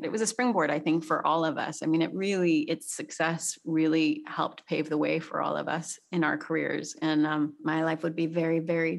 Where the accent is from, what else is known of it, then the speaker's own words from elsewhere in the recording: Canada; I'm Canadian.